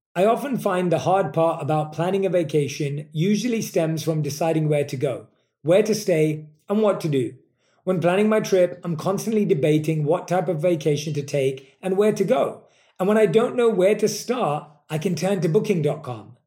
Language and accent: English; London, United Kingdom; moved away; I was born and raised in London